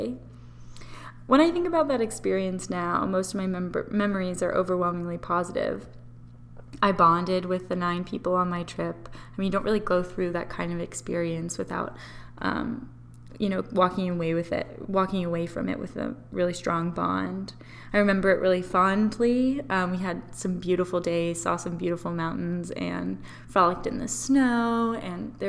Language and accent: English; Memphis, Tennessee, United States; moved away as an adult; also born or lived in North Carolina; I'm from Memphis, Tennessee.